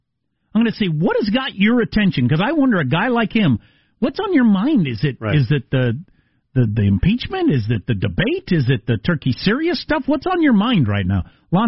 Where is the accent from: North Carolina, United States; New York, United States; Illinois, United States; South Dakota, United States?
South Dakota, United States; she sounds exactly like my mom because we're all from South Dakota.